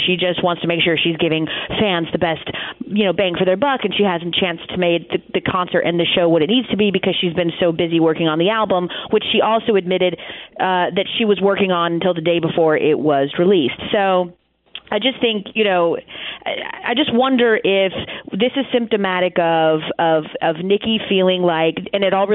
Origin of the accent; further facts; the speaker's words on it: Atlanta, Georgia, United States; I'm from Atlanta